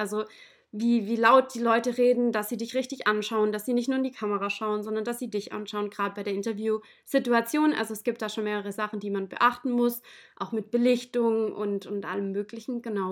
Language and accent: German; Ehingen, Baden-Württemberg, Germany; ich komme ähm, aus der Nähe von Ulm, aus dem schönen Ehingen